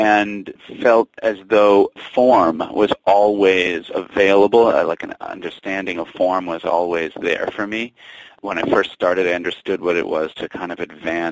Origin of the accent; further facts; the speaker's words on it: New York City, New York, United States; now in Vermont, United States; I was born in 1974 in New York Hospital. Came home to the West Village, to Bethune Street, to the same apartment that my father's living in today.